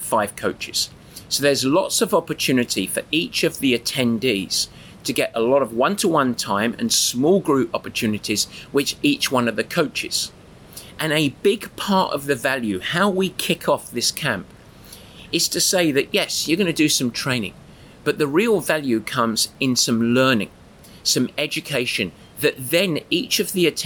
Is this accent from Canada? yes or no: no; England, United Kingdom